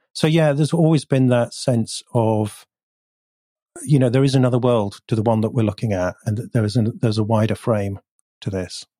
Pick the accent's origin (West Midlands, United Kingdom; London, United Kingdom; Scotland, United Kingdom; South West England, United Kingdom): South West England, United Kingdom; North Devon; also born or lived in Bath; now in Bristol, United Kingdom; we moved to North Devon, which is even further south and west and rural